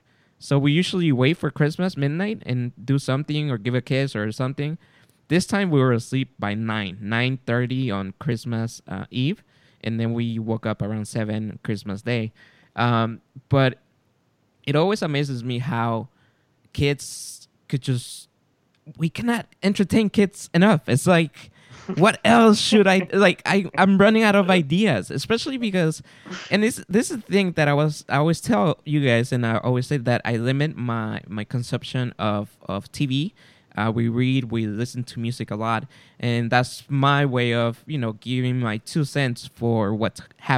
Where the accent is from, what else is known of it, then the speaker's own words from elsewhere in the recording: California, United States; we're from California